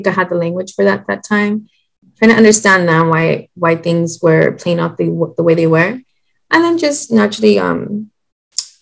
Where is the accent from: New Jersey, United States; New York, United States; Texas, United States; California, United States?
Texas, United States; San Antonio; I'm from San Antonio, Texas